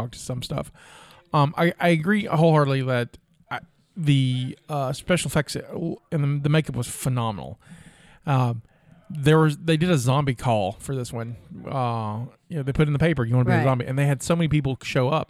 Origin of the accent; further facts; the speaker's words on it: the South, United States; Growing up in the South